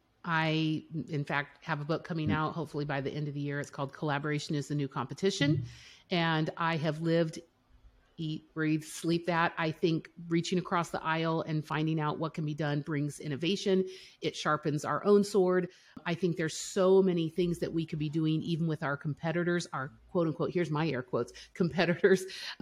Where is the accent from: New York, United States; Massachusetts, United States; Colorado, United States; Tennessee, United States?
Colorado, United States; also born or lived in Europe; now in Missouri, United States; Well, Okay, so we're based in Missouri, but I'm from Colorado and I grew up in Europe.